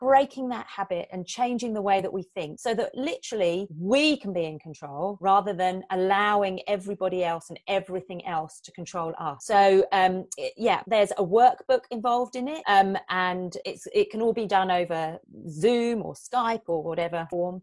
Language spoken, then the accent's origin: English; England, United Kingdom; moved away as an adult; now in New Zealand; I'm originally from England, as you can probably tell by my accent. But um, I've been living in New Zealand for the past 19 years